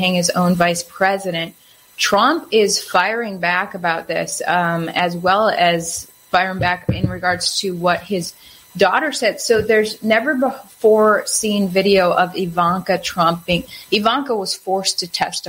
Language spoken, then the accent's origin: English; Wisconsin, United States; my home state